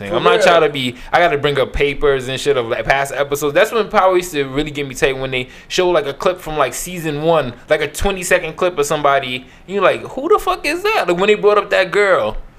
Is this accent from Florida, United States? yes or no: no; New York City, New York, United States; I grew up like right near Eastern Parkway